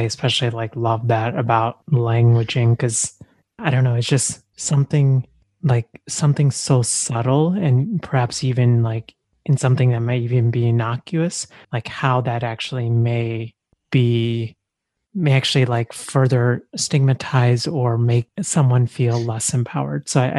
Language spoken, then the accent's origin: English; India; born there; because I was born in India